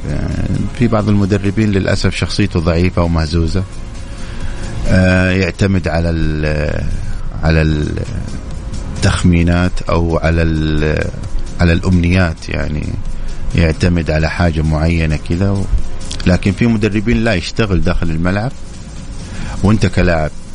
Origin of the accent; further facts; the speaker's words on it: Saudi Arabia; عندنا في السعودية